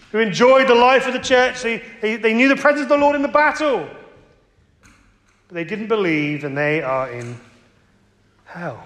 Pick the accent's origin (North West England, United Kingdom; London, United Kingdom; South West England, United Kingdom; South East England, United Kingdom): South West England, United Kingdom; Cornwall; I grew up in Cornwall